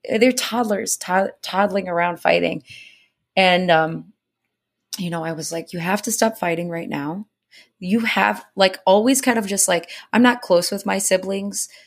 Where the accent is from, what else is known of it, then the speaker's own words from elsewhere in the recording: Indiana, United States; I'm from Indiana